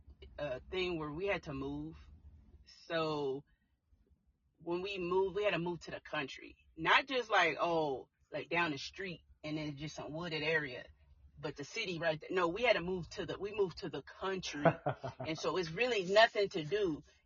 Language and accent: English; Tulsa, Oklahoma, United States; I grew up in Tulsa, Oklahoma. Okay. And born and raised, still in Oklahoma.